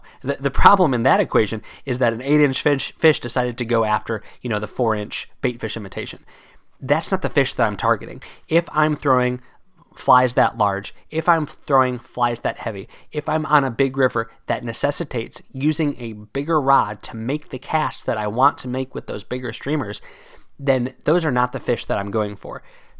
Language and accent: English; Pennsylvania, United States; Maybe it's just because of where I grew up fishing in Pennsylvania that I never really embraced that giant streamer life, as it were.